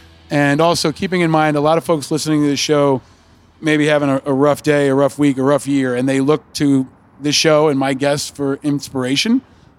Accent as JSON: {"language": "English", "country": "United States", "tie": "born or raised there", "said": "I grew up on the Hudson River, near the Hudson River."}